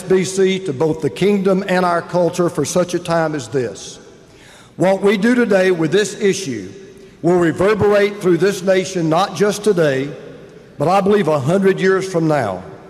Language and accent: English; Atlanta, Georgia, United States; the battle of my hometown, Atlanta, Georgia.